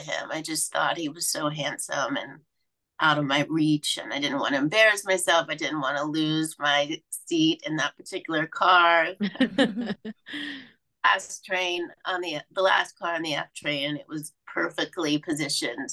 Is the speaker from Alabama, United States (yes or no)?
yes; Mobile, Alabama, United States; I grew up in Mobile, Alabama